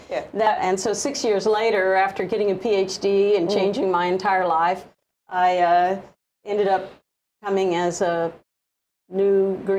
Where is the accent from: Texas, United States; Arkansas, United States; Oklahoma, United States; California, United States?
Oklahoma, United States; now in Hawaii, United States; growing up in Oklahoma, when I came to Hawaii